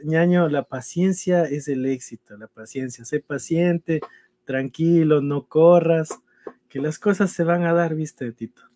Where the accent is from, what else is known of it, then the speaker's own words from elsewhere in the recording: Ecuador; now in United States; nosotros como ecuatorianos sufrimos del doble, porque no sabemos qué va a pasar y nuestra familia está allá